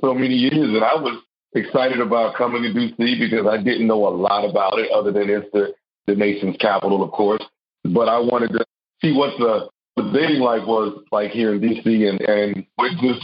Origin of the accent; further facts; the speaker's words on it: Texas, United States; I'm a country boy. I'm from the South. I'm from Texas.